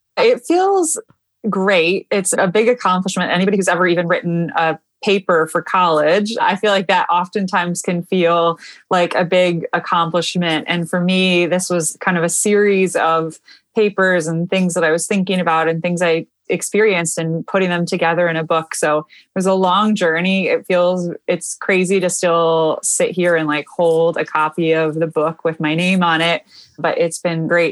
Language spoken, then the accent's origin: English; Michigan, United States; moved away as an adult; also born or lived in Washington, D.C.; I am born and raised in Michigan